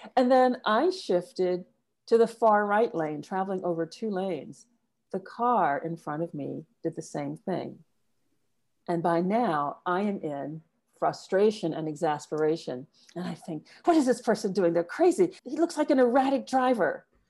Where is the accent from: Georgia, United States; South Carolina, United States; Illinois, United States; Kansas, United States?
South Carolina, United States; I was born and raised in the U S, specifically in a small town in South Carolina.